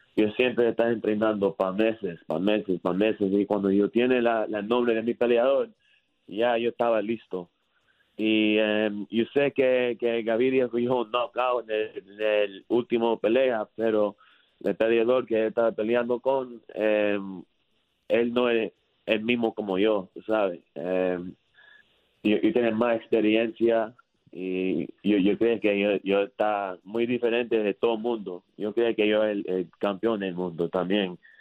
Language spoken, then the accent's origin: Spanish; Miami, Florida, United States; Spanish is a second language; yo era de Miami, Florida